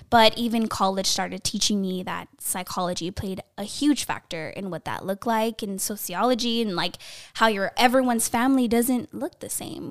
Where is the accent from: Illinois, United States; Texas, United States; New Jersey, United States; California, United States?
California, United States; Los Angeles; Born and raised in the San Fernando Valley, that eight one eight